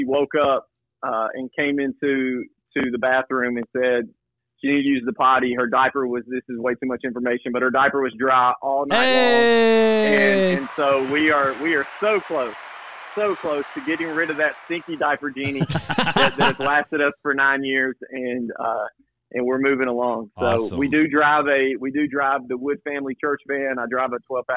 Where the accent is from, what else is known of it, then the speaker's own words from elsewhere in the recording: Cornersville, Tennessee, United States; now in Knoxville, United States; that's where I grew up, in a small town called Cornersville